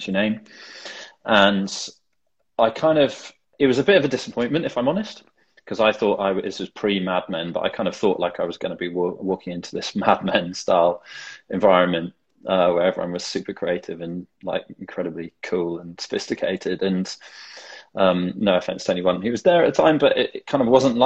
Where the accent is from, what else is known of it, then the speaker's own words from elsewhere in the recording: the Cotswolds, South West England, United Kingdom; now in London, United Kingdom; I grew up in the Cotswolds in a tiny little village in the middle of nowhere